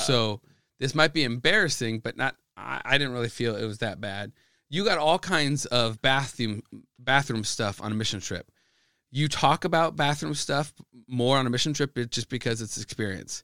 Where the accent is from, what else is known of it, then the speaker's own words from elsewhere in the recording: Midwest, United States; I'm an American, who grew up in the Midwest